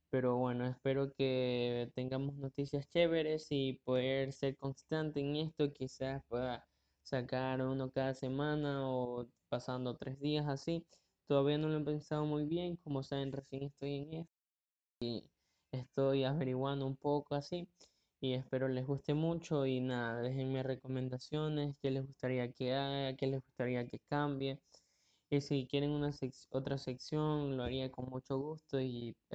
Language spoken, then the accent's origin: Spanish; Ecuador; Tengo 17 años y soy de Ecuador. Y bueno, aquí en Ecuador el podcast no es muy conocido